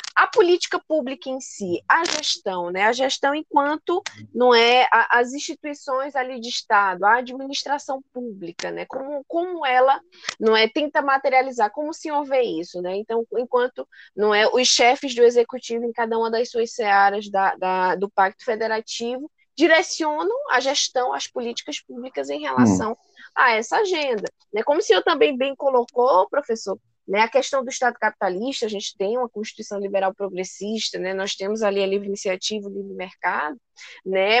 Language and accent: Portuguese; Brazil; nós, enquanto brasileiros